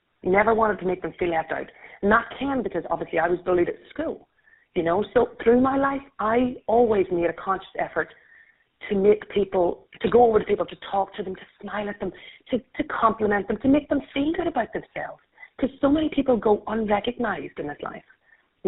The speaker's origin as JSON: {"language": "English", "country": "Ireland", "accent": "Irish", "said": "I'm Irish, and I'm going to try and remember to slow down my accent so everyone understands"}